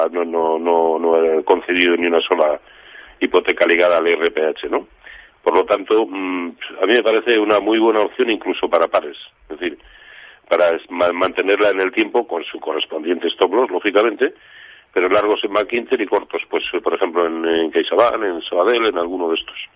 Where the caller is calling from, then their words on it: Madrid, Community of Madrid, Spain; Hola, buenas tardes. … de Madrid.